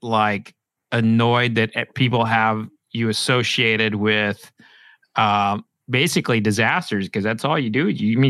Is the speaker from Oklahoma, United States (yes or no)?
yes; Oklahoma, United States; now in Louisville, United States; I grew up in Oklahoma